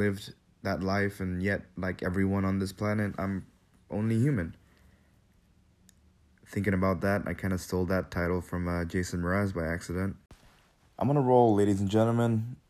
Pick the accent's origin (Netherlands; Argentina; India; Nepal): Nepal; Kathmandu, Bagmati; also born or lived in Manila, Philippines; I moved with my dad from Manila to Kathmandu, Nepal, where I lived for most of my life.